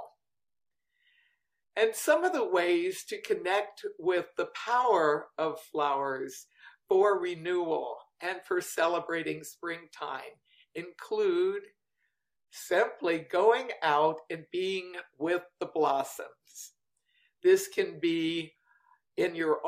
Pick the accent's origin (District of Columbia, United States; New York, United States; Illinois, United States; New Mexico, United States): District of Columbia, United States; Washington; I grew up in Washington, D.C.